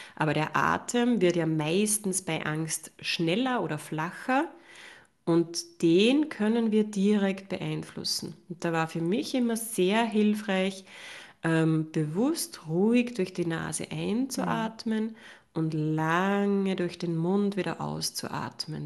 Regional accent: Upper Austria, Austria; ich habe ja lange Jahre eine Praxis gehabt in mhm. Oberösterreich, wo ich herkomme

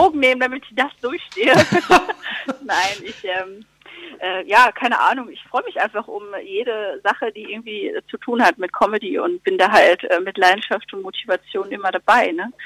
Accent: Lüdenscheid, North Rhine-Westphalia, Germany; in meiner Heimat im Sauerland

